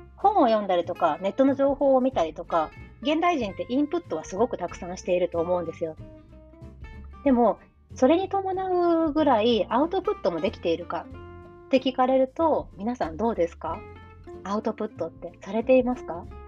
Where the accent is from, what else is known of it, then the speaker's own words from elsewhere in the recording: Japan; moved away; 日本は私にとって本当はあの故郷だからね